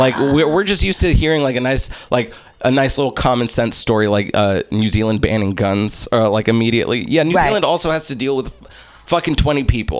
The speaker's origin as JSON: {"language": "English", "country": "United States", "also_born_or_lived": "Egypt", "first_language": "English", "said": "I'm American and I'm Egyptian."}